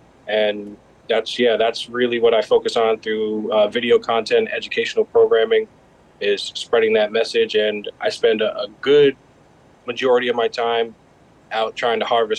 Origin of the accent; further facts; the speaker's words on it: Ledyard, Connecticut, United States; also born or lived in Mashantucket, Connecticut / Charlestown, Rhode Island; I'm from the Mashantucket Pequot Tribal Nation. Grew up in southeastern Connecticut, Ledyard and Mashantucket, and Charlestown, Rhode Island as well.